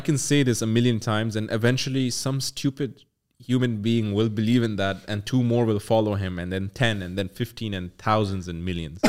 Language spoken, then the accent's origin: English; Pakistan; I'm from Pakistan